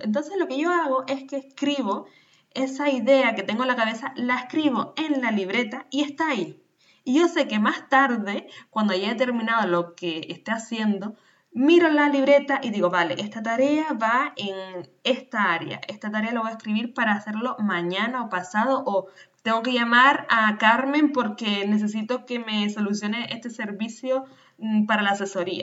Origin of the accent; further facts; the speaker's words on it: Canary Islands, Spain; nacida en Canarias